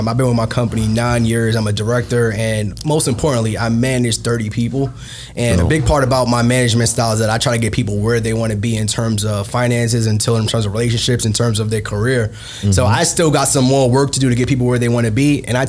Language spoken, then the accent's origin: English; New York City, New York, United States; Growing up in Brooklyn, man, I grew up in Bed-Stuy, born and raised